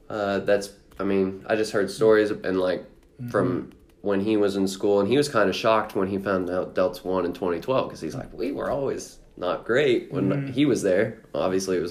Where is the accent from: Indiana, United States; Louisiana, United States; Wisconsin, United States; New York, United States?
Indiana, United States; Seymour; I came from Seymour